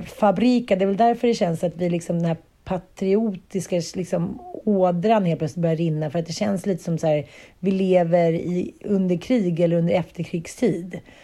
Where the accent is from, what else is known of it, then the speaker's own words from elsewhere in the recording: Sweden; vi svenskar kände någon form av patriotism